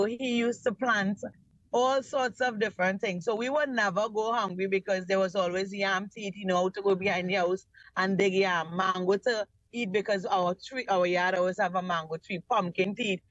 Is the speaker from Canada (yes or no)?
no; Mayaro, Mayaro–Rio Claro, Trinidad & Tobago; I grew up in Mayaro, and I'm presently living in Mayaro.